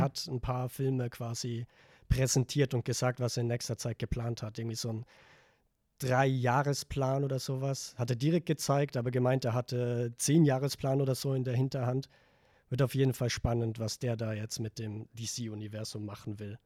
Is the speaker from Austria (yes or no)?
yes; Vorarlberg, Austria; moved away; ich komme eigentlich aus Vorarlberg